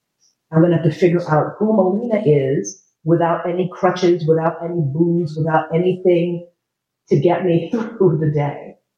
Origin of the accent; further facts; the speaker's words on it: New York City, New York, United States; born there; I was born in New York City, and I started acting professionally in film, theater, and television when I was 6 years old.